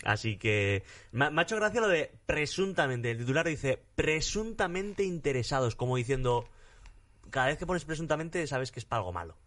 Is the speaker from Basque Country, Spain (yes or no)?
yes; Basque Country, Spain; yo soy vasco